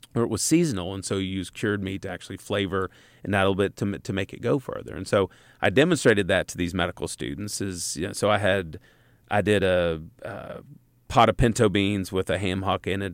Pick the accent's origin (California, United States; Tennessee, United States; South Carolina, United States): Tennessee, United States; East; I'm a redneck from East Tennessee